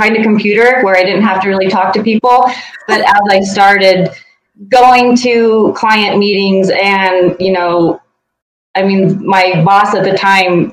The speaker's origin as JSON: {"language": "English", "region": "Eastern Colorado", "country": "United States", "tie": "born or raised there", "said": "I grew up in Eastern Colorado in a small town"}